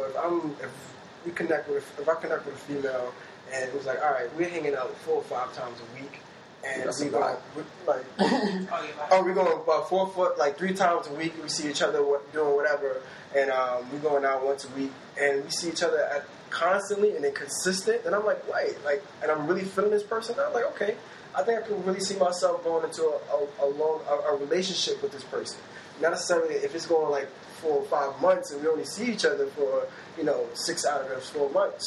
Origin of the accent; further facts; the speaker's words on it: New York City, New York, United States; I'm from Brooklyn, I'm from New York